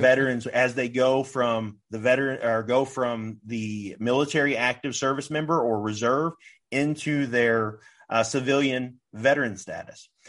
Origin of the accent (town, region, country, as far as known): United States